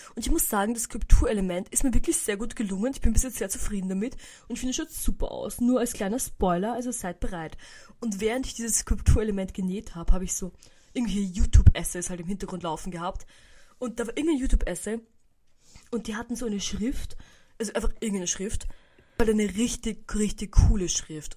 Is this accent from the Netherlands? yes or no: no; Burgenland, Austria; nach Hause gefahren bei uns im Burgenland